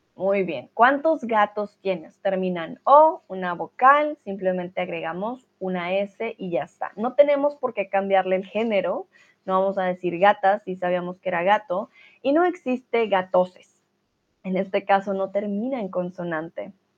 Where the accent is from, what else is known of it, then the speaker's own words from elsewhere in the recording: Colombia; now in Germany; tutora de español y soy, bueno, de Colombia, pero vivo aquí en Alemania